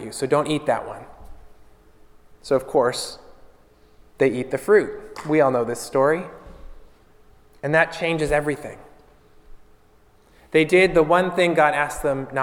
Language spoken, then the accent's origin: English; Pittsburgh, Pennsylvania, United States; moved away as an adult; now in Florida, United States; up north where I'm from, I came from Pittsburgh, Pennsylvania. We just moved a couple of years ago